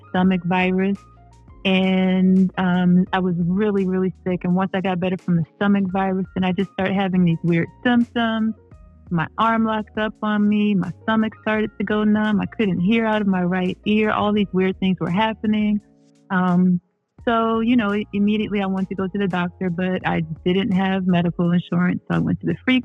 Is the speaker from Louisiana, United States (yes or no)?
no; Cleveland Heights, Ohio, United States; also born or lived in Norfolk, Virginia; I am from Cleveland Heights